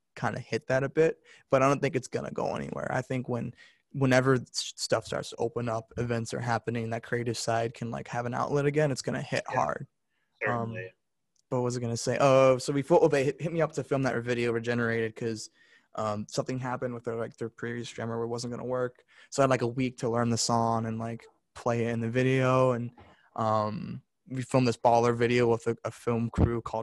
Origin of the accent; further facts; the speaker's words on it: Park Ridge, Illinois, United States; moved away as an adult; I went to high school in actually Illinois